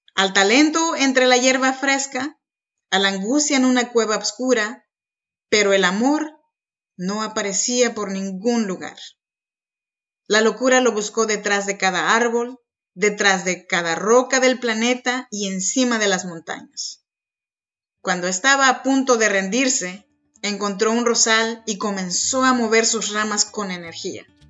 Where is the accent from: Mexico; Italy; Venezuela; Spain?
Mexico; Arroyo Piedra, Oaxaca; now in Sacramento, United States; Yo soy mexicana, oaxaqueña de corazón, de un ranchito chinanteco que se llama Arroyo Piedra